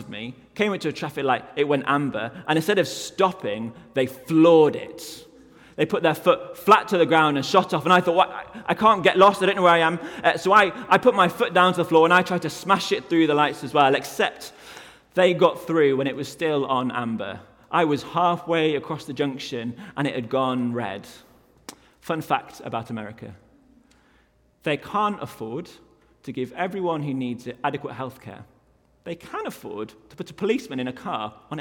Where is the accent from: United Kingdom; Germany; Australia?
United Kingdom; I'm from the UK